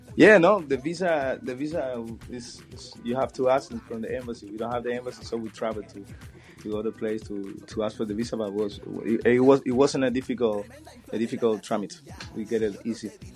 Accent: Pinar del Río, Cuba; in Pinar del Río, my hometown

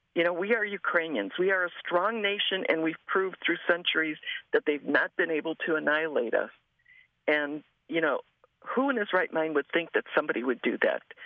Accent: Chicago, Illinois, United States; I was born and raised in Chicago

